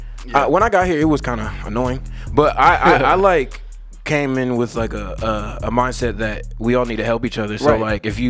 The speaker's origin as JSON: {"language": "English", "town": "Katy", "region": "Texas", "country": "United States", "tie": "born or raised there", "also_born_or_lived": "Austin, Texas", "said": "I was born in Austin. I moved to Katy when I was like 5."}